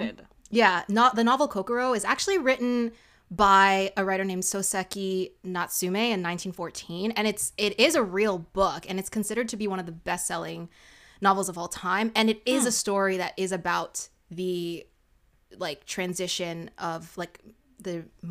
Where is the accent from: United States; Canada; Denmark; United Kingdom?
Canada; We're just Canadian.